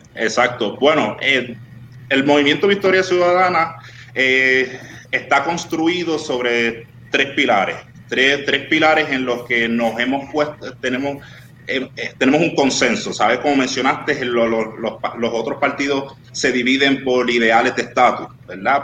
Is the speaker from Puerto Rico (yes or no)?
yes; Río Grande, Puerto Rico; also born or lived in Miami, United States / Carolina, Puerto Rico; me crié en el barrio Malpica del pueblo de Río Grande